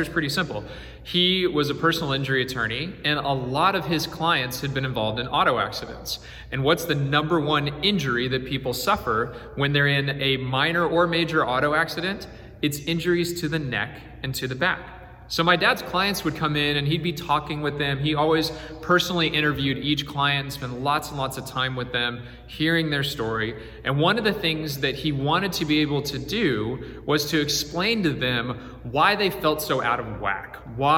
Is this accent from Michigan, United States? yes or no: no; Houston, Texas, United States; I grew up in Houston